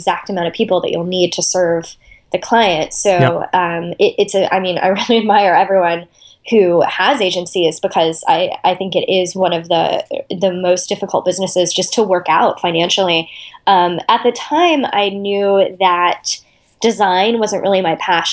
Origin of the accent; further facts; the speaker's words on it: Austin, Texas, United States; moved away; I grew up in Austin, Texas, where I live now